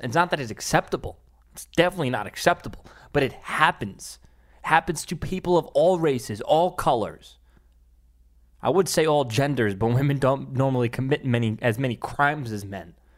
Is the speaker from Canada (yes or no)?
no; New York City, New York, United States; my hometown, Staten Island, New York